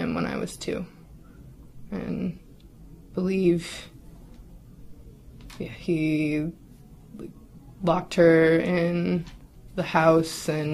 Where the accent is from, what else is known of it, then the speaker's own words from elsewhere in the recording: Spokane, Washington, United States; I'm from Spokane, Washington